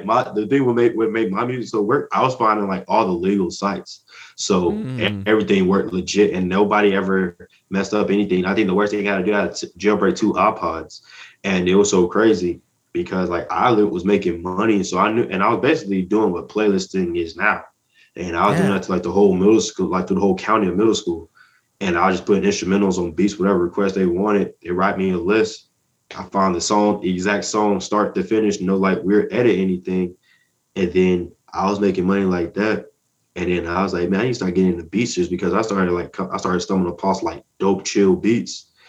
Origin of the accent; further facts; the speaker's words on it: Atlanta, Georgia, United States; also born or lived in Columbus; So I used to live in Georgia. I was born in Columbus, but I moved around a whole lot as a kid. And then I grew up in Atlanta